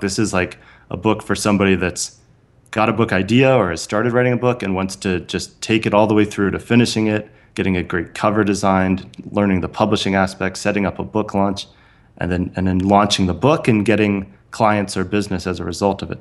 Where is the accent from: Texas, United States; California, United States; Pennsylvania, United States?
California, United States; San Francisco Bay Area; I grew up in the San Francisco Bay Area